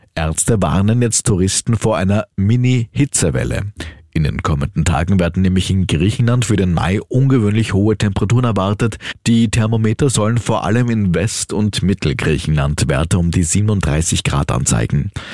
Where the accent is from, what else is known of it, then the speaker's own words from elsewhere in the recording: Austria; bei uns in Österreich